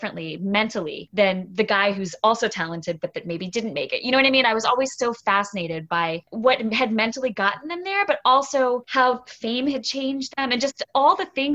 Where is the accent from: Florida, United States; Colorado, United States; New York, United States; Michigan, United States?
Florida, United States; St. Petersburg; also born or lived in New England; I grew up in St. Pete, Florida